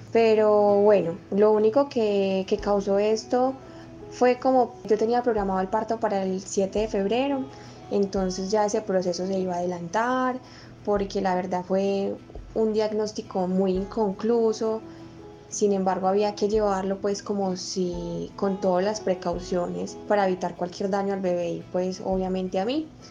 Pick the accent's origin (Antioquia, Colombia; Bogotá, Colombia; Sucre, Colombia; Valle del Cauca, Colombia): Antioquia, Colombia; Medellín; soy de la ciudad de Medellín